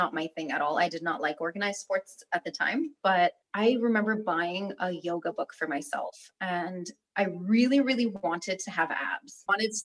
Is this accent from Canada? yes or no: yes; Canada; also born or lived in Berat, Albania / Kuçovë, Albania; I was born in Berat and then I lived in Kuchov until I was about 7 and a half. And then we moved to Canada